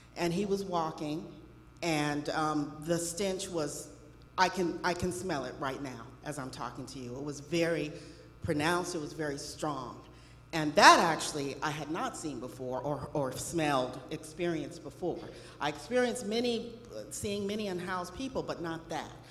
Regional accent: Los Angeles, California, United States; when I was a little girl, I grew up in Los Angeles.

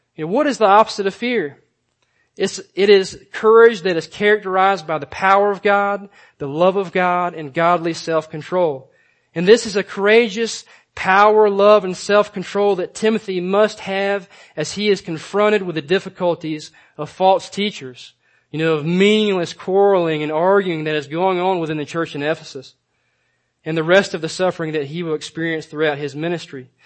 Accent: Georgia, United States; growing up in Georgia, um, we used to spend a, a lot of time doing things outdoors.

